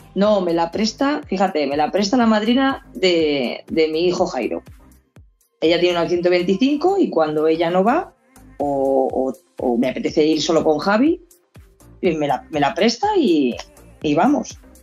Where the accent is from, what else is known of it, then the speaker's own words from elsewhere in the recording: Spain; yo soy española